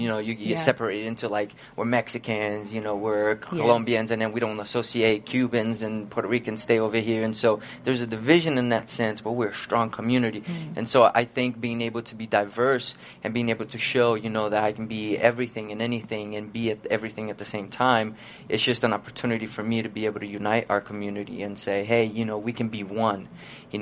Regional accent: Brazil; born or raised there; moved away

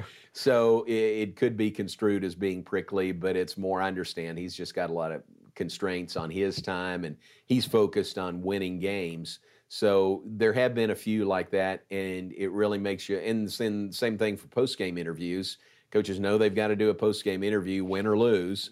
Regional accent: Danville, Kentucky, United States; moved away as an adult; also born or lived in Louisville, Kentucky; now in Waco, United States; my hometown of Danville, Kentucky

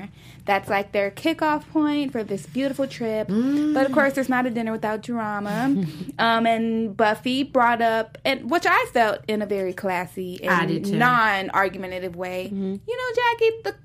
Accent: the South, United States; I'm from the South

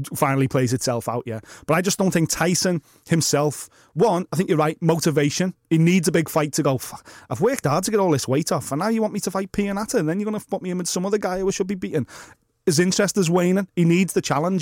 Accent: Liverpool, North West England, United Kingdom; accent: Scouse; how scouse I progressively got

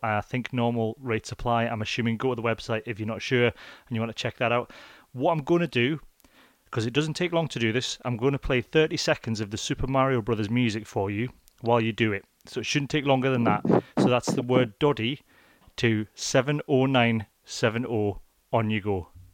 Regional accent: Edinburgh, Scotland, United Kingdom; now in Leeds, United Kingdom; I was born in Leith

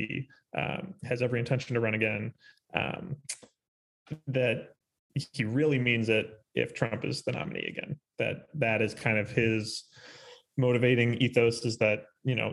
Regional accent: Chicago, Illinois, United States; I'm from Chicago.

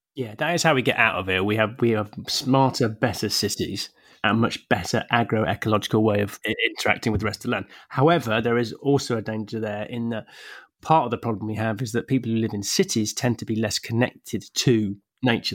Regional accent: England, United Kingdom; I'm an English bloke

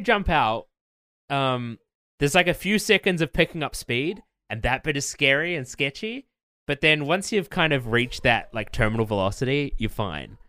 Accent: New Zealand; moved away; Growing up in New Zealand was, like, cool

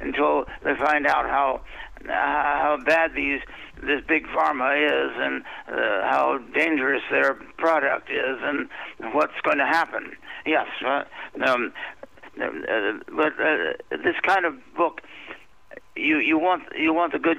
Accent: Washington, District of Columbia, United States; I've been born and raised in, I've been raised in Washington, D.C.

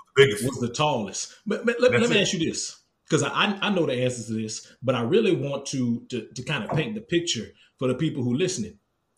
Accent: Lafayette, Louisiana, United States; I'm from Lafayette.

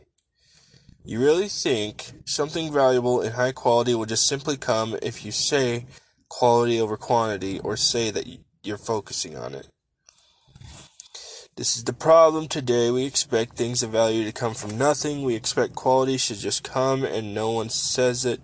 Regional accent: Nebraska, United States; Growing up in Nebraska, I was blessed to have a grandfather that always took me and my cousins fishing

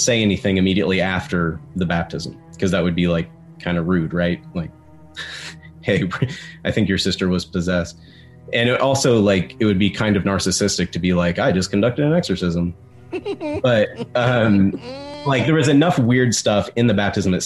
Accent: West Virginia, United States; growing up in West Virginia

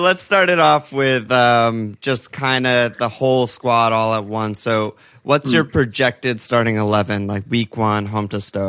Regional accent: United States; I'm an American.

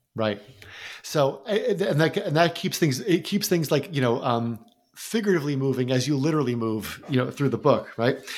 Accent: New Jersey, United States; my home state

